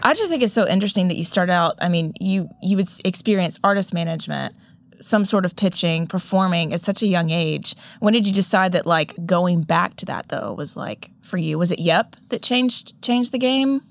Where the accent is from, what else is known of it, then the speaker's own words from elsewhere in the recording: Augusta, Georgia, United States; My hometown